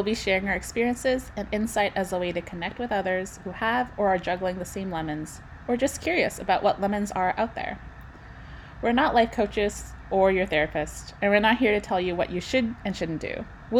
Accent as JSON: {"language": "English", "town": "Vancouver", "region": "British Columbia", "country": "Canada", "tie": "born or raised there", "said": "born and raised in Vancouver, and my family's from Hong Kong."}